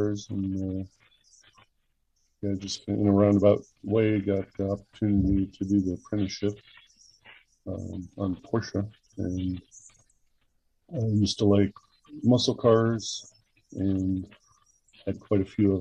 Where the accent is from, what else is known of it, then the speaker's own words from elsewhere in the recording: Michigan, United States; also born or lived in Chicago; now in Orlando, United States; Born in Michigan, spent some time in Chicago, been in the Orlando area since 1983